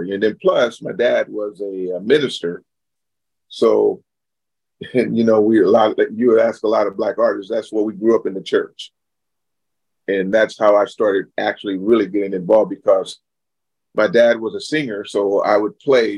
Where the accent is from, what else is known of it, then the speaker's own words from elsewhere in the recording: Stockton, California, United States; now in Sacramento, United States; where I was born and raised and where … got our roots from. And that's where we're from. We're from Stockton, California